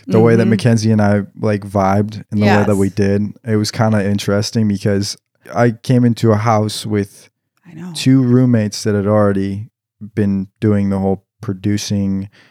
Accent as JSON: {"language": "English", "region": "Washington", "country": "United States", "said": "Like, it's funny because I came from the Northwest. I came from like Washington. And, you know, everybody in Washington, nobody likes country here, just to inform the viewers."}